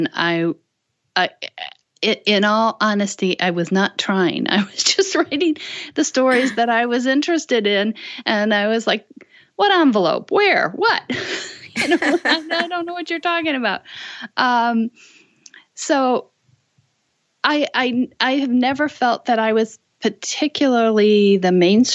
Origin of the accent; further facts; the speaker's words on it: Illinois, United States; moved away; also born or lived in North Carolina / Washington, D.C. area; I grew up in Illinois